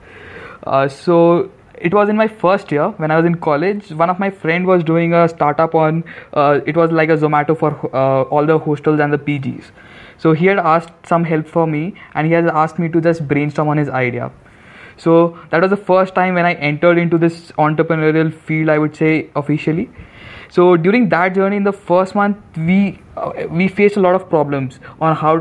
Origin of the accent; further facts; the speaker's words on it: Guwahati, Assam, India; moved away; also born or lived in Jodhpur; in Guwahati, which is my hometown